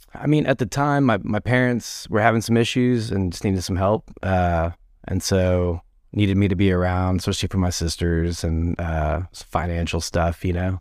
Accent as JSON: {"language": "English", "town": "Garland", "region": "Texas", "country": "United States", "tie": "born or raised there", "said": "I grew up in Garland, Texas"}